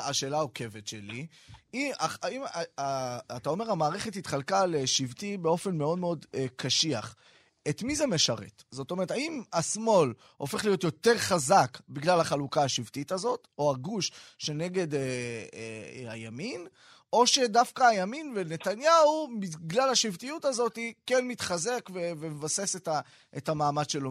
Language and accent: Hebrew; Ramat Gan, Tel Aviv District, Israel; אני אצלנו ברמת גן